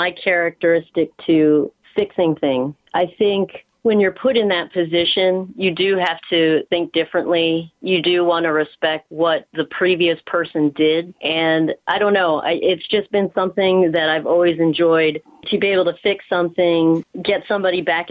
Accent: Mid-Atlantic, United States; moved away as an adult; now in California, United States; I grew up on the East Coast, actually, like in the Mid-Atlantic, Pennsylvania, Maryland, Delaware area

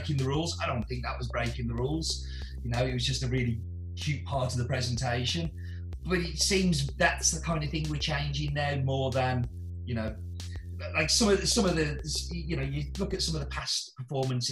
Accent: England, United Kingdom; now in Stafford, United Kingdom; I'm English.

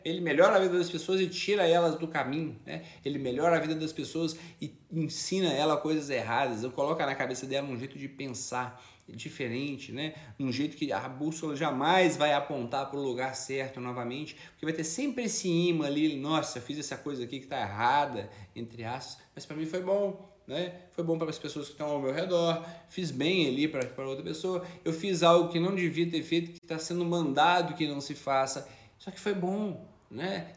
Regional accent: São João del-Rei, Minas Gerais, Brazil; Eu sou de São João del Rei

